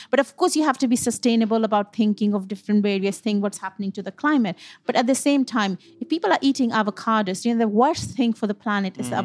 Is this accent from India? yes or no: yes; West Bengal, India; moved away as an adult; also born or lived in Punjab; now in United Kingdom; I'm born and brought up in Bengal as you know India is a is a huge country mm-hmm. um, um but my parents are from North India which is Punjab